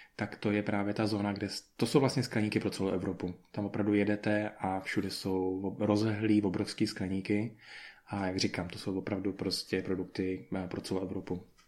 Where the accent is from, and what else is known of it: Czechia; moved away as an adult; now in Spain